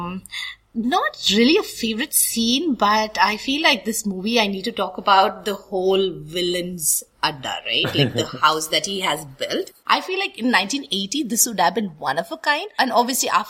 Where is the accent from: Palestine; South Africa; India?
India; Delhi; also born or lived in South India; growing up in Delhi